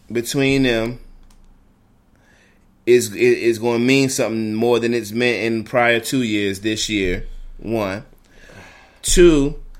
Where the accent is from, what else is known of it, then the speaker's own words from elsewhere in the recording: New York City, New York, United States; Sure, but I mean, what uh, you know, I, I grew up in New York